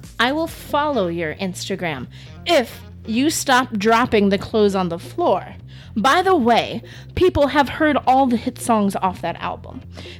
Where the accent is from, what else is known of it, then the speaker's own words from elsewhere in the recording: Chicago, Illinois, United States; I'm from Chicago. And you don't do that if you're from Chicago.